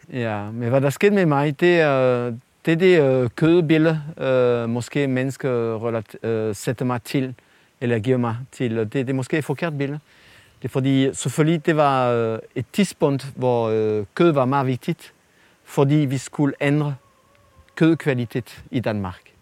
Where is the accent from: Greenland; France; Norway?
France; Danish is a second language; moved away as an adult; now in Denmark; fra Frankrig, hvor jeg kommer fra